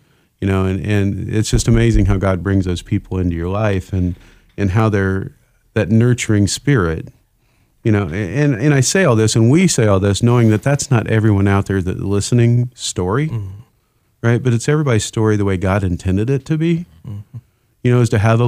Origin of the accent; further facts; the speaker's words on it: Indiana, United States; moved away; growing up in Indiana